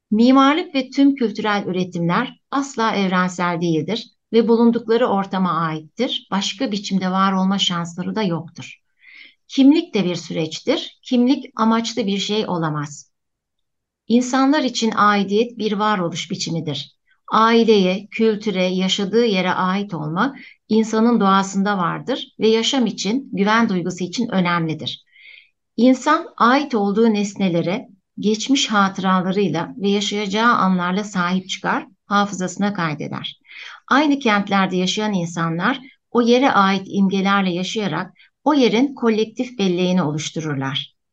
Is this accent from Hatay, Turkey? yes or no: yes; Antakya, Hatay, Turkey; now in Istanbul, Turkey; Antakya'da doğdum, Antakya'da büyüdüm. İnönü İlkokulu, Merkez Ortaokulu ve Antakya Lisesi'nde okudum.